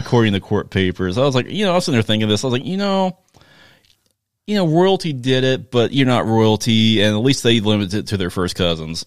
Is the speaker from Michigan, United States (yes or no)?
no; Chanute, Kansas, United States; where I grew up in Chanute